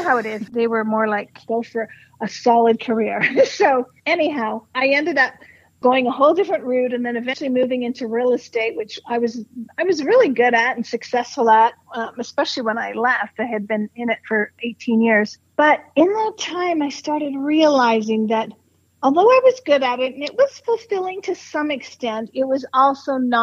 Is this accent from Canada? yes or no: yes; Canada; moved away as an adult; also born or lived in Toronto; now in Arizona, United States; I'm Canadian, living in Arizona